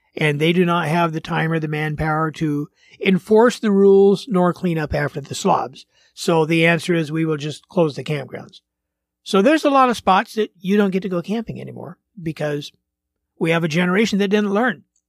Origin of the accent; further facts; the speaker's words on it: Portland, Oregon, United States; moved away; I grew up in Portland.